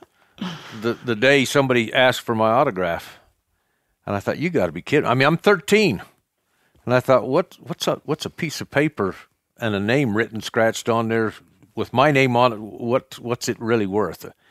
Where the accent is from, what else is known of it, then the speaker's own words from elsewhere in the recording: Cokeville, Wyoming, United States; I was raised in Cokeville as well. Um, raised on a ranch, a cattle ranch